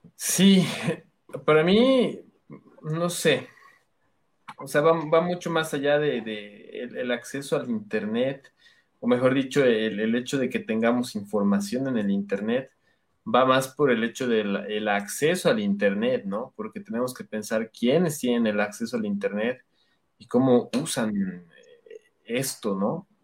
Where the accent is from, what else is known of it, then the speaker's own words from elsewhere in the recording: Bolivia; nosotros como, como bolivianos